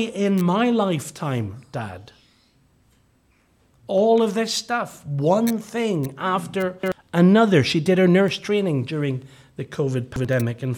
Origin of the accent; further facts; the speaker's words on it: Northern Ireland, United Kingdom; growing up in Gospel Hall in Northern Ireland